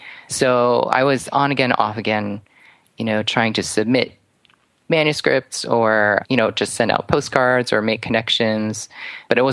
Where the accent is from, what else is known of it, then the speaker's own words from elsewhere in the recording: outside of New York City, United States; I grew up outside of New York City and actually just a town over from where he lived for a time